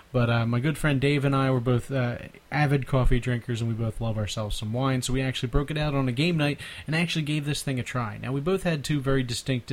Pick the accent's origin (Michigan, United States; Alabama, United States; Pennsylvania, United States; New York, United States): Pennsylvania, United States; Philadelphia; accent: Philly; my Philly accent